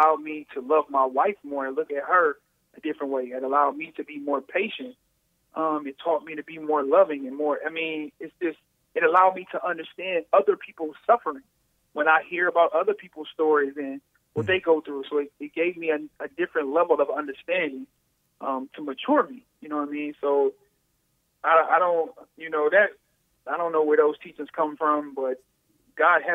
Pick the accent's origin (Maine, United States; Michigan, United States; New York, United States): Michigan, United States; Detroit; I'm outside of Detroit, but I'm from Detroit.